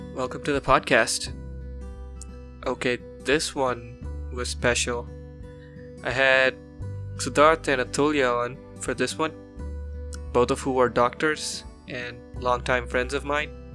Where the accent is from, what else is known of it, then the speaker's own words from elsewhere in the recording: India; moved away; my hometown